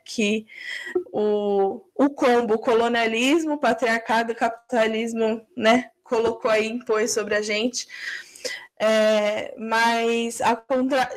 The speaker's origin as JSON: {"language": "Portuguese", "region": "São Paulo", "country": "Brazil", "tie": "born or raised there", "said": "Eu também sou paulistana"}